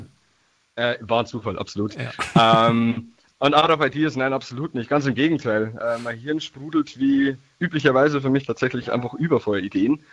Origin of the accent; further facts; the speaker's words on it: Niedertaufkirchen, Bavaria, Germany; ich bin aus dem Landkreis Mühldorf, genauer Niederdorfkirchen